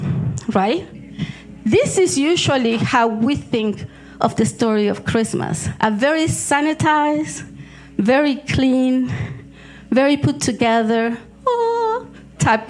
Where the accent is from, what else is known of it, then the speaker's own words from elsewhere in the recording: Argentina; moved away; I was born in Argentina